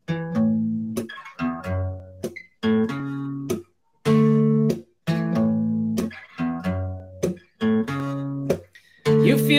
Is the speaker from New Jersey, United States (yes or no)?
no; Massachusetts, United States; moved away as an adult; now in Ishikawa, Japan; I'm from Massachusetts, so it's like a pretty liberal part of the country anyway